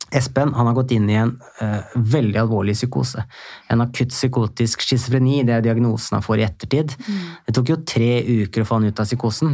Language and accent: Norwegian; Hemsedal, Buskerud, Norway; moved away as an adult; also born or lived in Oslo; jeg vokste opp i Hemsedal